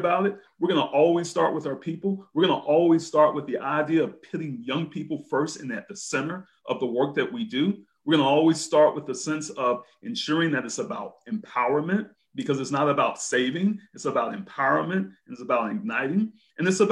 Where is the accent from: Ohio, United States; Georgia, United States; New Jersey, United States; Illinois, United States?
Georgia, United States; Brunswick; Brunswick, Georgia.